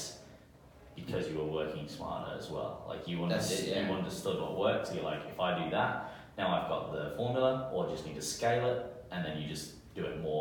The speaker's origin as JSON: {"language": "English", "country": "United Kingdom", "also_born_or_lived": "New Zealand", "moved": "yes", "said": "I'm from Great Britain and in New Zealand"}